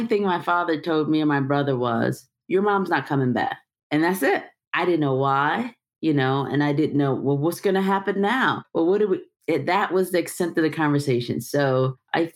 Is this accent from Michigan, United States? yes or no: yes; Detroit, Michigan, United States; I'm from Detroit, the fact that I was raised by these types of matriarchal women, the fact that I was raised in church.